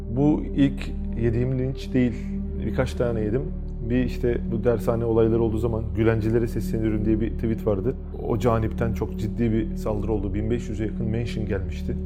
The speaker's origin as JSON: {"language": "Turkish", "region": "İzmir", "country": "Turkey", "tie": "born or raised there", "said": "doğma büyüme İzmirliyim"}